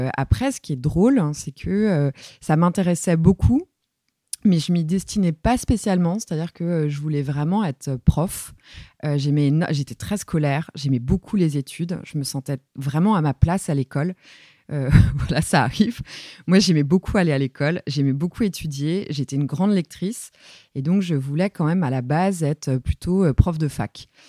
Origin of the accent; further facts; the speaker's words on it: Saint-Brieuc, Brittany, France; j'ai grandi à Saint-Brieuc, euh, dans les Côtes d'Armor, euh, en Bretagne